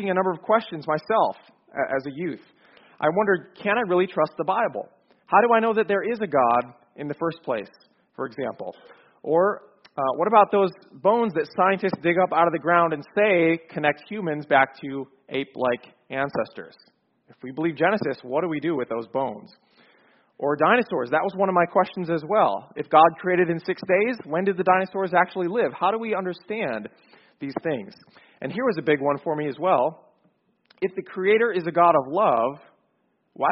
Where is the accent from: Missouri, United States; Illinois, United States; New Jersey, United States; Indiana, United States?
Illinois, United States; Chicago; moved away as an adult; now in Atlanta, United States; I grew up in Chicago, so not so far from here, but I moved to Atlanta 5 years ago